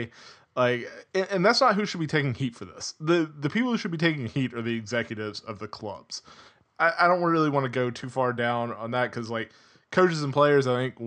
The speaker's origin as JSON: {"language": "English", "country": "United States", "also_born_or_lived": "Atlanta, Georgia", "said": "as an American"}